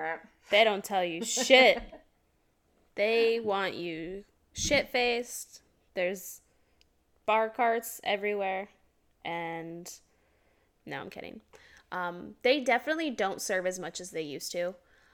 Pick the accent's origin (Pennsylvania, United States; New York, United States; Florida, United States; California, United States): Florida, United States; I'm from Florida